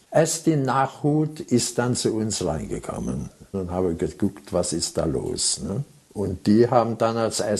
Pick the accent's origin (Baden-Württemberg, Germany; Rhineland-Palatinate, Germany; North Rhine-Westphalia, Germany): Baden-Württemberg, Germany; Heidelberg; Heidelberg ist meine Heimat. Ich bin in Heidelberg geboren